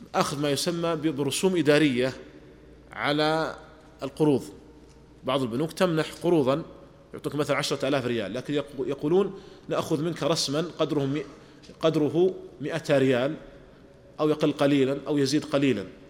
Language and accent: Arabic; Saudi Arabia; عندنا في المملكة العربية السعودية